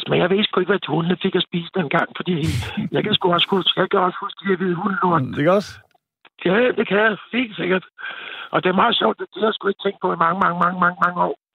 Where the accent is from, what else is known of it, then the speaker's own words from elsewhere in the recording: Copenhagen, Capital Region of Denmark, Denmark; Jeg er jo dansker med, med, øh, med, med stor del. Jeg er født inde i København K